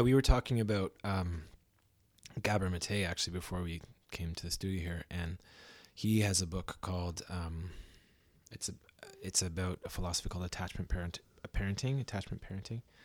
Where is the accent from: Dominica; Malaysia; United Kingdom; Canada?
Canada; Belleville, Ontario; now in Vancouver, Canada; I'm from Belleville, Ontario